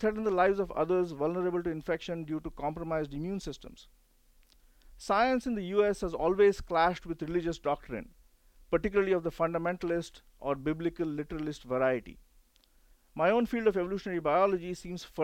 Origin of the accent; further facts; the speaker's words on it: India; now in United States; I grew up in India when smallpox was still around